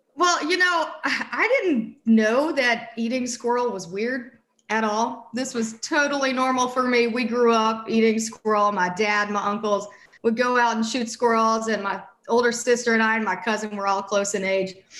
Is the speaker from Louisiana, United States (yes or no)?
yes; St. Francisville, Louisiana, United States; now in Austin, United States; I grew up in St. Francisville, which is about 40, 45 miles north of Baton Rouge